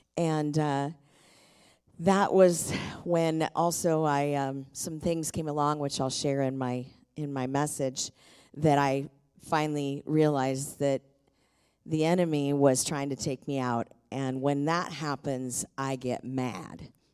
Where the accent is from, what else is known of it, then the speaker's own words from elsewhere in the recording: Tacoma, Washington, United States; I was born and raised in Tacoma